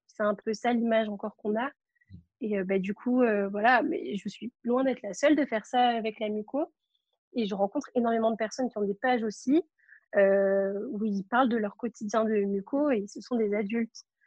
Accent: Marseille, Provence-Alpes-Côte d'Azur, France; moi, je suis de Marseille

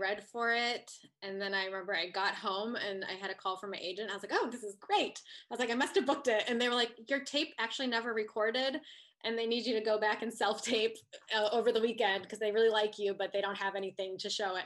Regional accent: Ohio, United States; moved away; I'm from Ohio

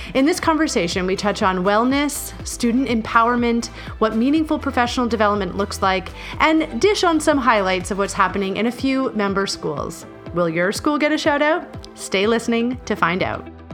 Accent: Belleville, Ontario, Canada; I'm from Belleville

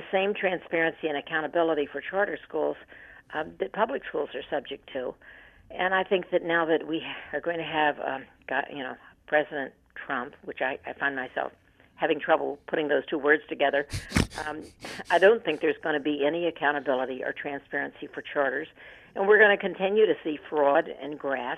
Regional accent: United States; as an American and somebody who's lived a long life

